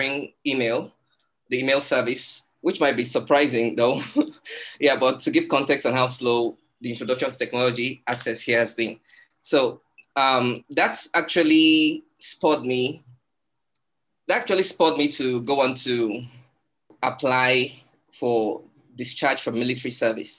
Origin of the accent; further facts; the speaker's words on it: Nigeria; I'm a Nigerian. And I live in Lagos, Nigeria